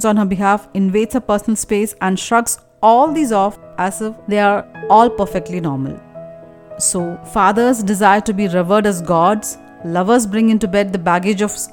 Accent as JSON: {"language": "English", "country": "India", "said": "as an Indian"}